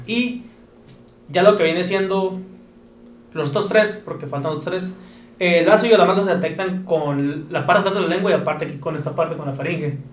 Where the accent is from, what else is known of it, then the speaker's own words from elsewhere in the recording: Mexico; aquí como mexicanos